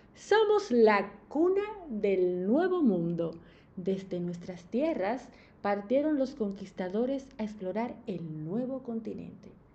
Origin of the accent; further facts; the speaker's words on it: Dominican Republic; moved away as an adult; now in Argentina; una dominicana en Argentina